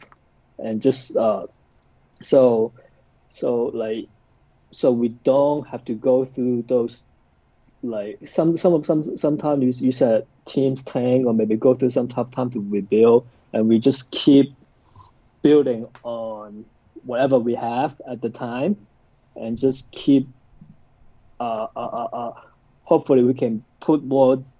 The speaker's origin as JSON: {"language": "English", "country": "Hong Kong", "tie": "born or raised there", "moved": "as an adult", "lives_now": "Indiana, United States", "said": "growing up in Hong Kong, you really didn't have that many options"}